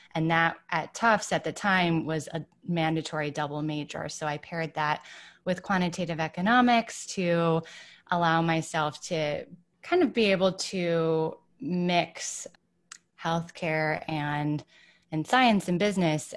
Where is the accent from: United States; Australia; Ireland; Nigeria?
United States; Ann Arbor, Michigan; moved away as an adult; also born or lived in Boston / New York; I grew up in Ann Arbor, Michigan.